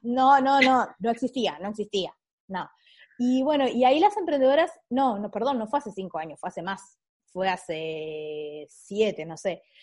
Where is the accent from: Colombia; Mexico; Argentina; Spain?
Argentina; Ushuaia, Tierra del Fuego; moved away as an adult; also born or lived in Córdoba; now in Buenos Aires, Argentina; yo soy de Ushuaia, a los 18 me vine a Buenos Aires, estuve acá como 5 años